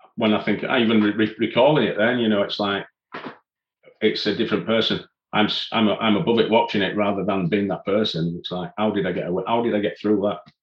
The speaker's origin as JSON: {"language": "English", "town": "Leeds", "region": "Yorkshire and the Humber", "country": "United Kingdom", "tie": "born or raised there", "said": "I was born in Leeds and still still living in Leeds"}